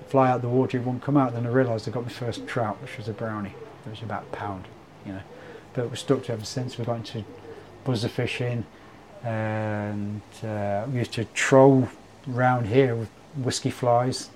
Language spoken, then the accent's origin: English; Leicester, East Midlands, United Kingdom; also born or lived in Nottingham; I was born in Nottingham but lived in Leicester most of my life